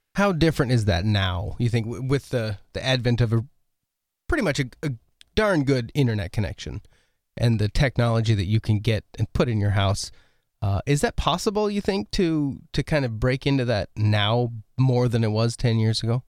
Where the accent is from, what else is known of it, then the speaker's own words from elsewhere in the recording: Oregon, United States; moved away; I grew up in Oregon